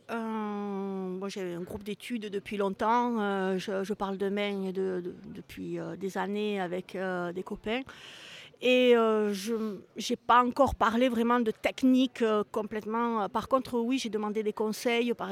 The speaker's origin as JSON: {"language": "French", "country": "France", "moved": "yes", "said": "ça fait quand même très longtemps que je suis partie de la France"}